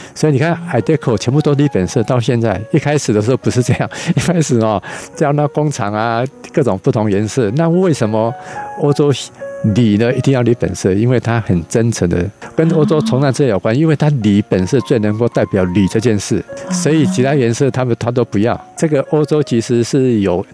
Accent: Keelung, Taiwan; also born or lived in New York; 因为小时候在基隆长大

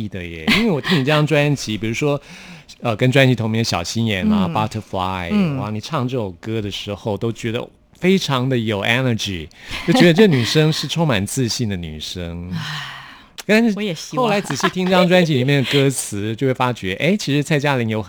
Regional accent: Taipei, Taiwan; 我是台北人，我从小在台北长大

